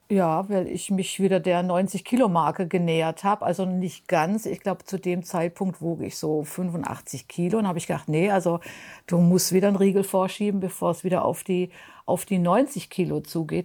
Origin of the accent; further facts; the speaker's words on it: Mönchengladbach, North Rhine-Westphalia, Germany; ich komme aus Mönchengladbach